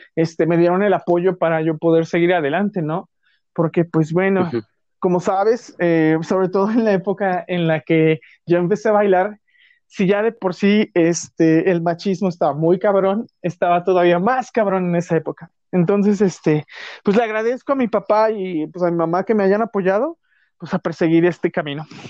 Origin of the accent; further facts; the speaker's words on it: Mexico City, Mexico; also born or lived in Guerrero; yo soy de la Ciudad de México, y este, solo que mis papás les ofrecieron un trabajo muy bueno en Guerrero y viví seis años en Guerrero nada más, de los, de, como de un año hasta los cinco. O sea, fue poquito tiempo. Y ya de ahí, pues me vine aquí a la Ciudad de México. Y ya toda mi vida ha sido en la Ciudad de México